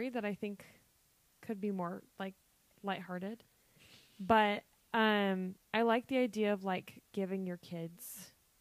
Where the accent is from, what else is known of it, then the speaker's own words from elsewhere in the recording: United States; we're very American people